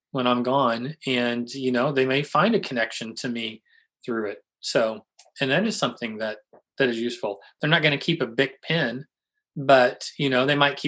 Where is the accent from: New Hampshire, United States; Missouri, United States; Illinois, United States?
Missouri, United States; St. Louis; I'm from St. Louis